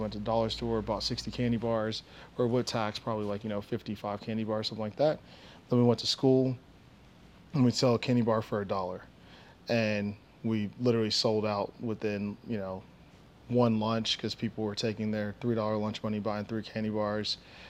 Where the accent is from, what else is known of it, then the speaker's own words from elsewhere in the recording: Nigeria; also born or lived in Boston / New Jersey / Savannah / Oklahoma; now in Dallas, United States; So I am a Nigerian. I was born in Boston, kind of lived everywhere, you know, Boston, Jersey, Savannah, Georgia, Oklahoma, Arkansas, and now Dallas, Texas. I went to middle school in Nigeria, actually.